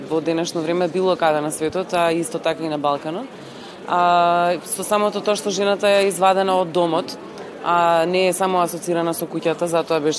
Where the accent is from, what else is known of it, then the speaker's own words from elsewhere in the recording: Skopje, North Macedonia; писателка сум од Македонија, од Скопје